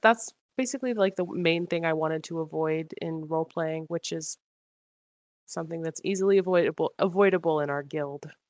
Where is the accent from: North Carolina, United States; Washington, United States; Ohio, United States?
Washington, United States; now in Georgia, United States; I'm in Georgia currently, but I'm going back to Washington where we're from